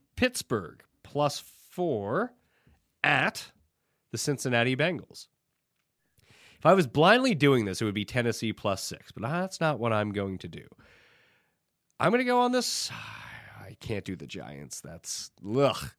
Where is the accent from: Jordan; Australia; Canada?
Canada; being Canadian